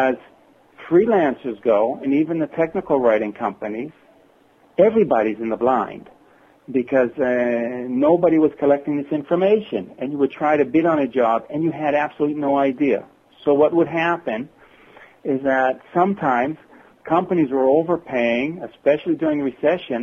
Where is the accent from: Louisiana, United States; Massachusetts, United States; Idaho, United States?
Massachusetts, United States; Worcester; now in northern Israel; I was born and raised in Worcester, Massachusetts.